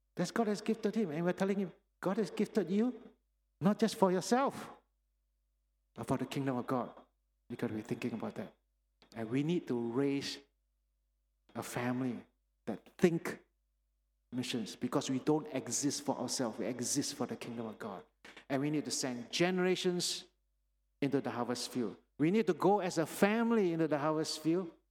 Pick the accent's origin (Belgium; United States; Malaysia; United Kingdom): Malaysia; Penang; moved away; I was born in Penang, actually, and this is where I grew up in the Sunday school here